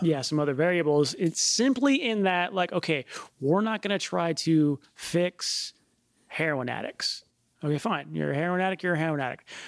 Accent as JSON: {"language": "English", "country": "United States", "tie": "born or raised there", "said": "growing up in the United States"}